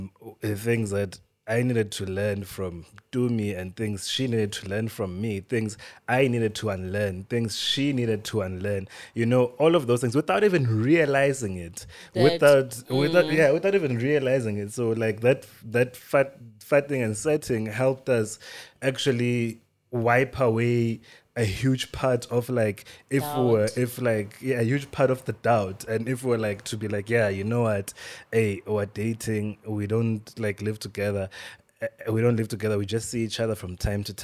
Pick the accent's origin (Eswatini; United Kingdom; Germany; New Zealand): Eswatini; I'm from Swaziland. Like, I was raised by parents who are from Swaziland.